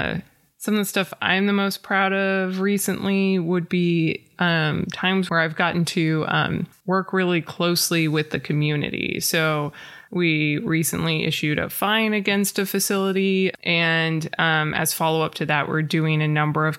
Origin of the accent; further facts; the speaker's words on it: Portland, Oregon, United States; also born or lived in San Diego / Sandy, Oregon / Eugene, Oregon; I grew up in Portland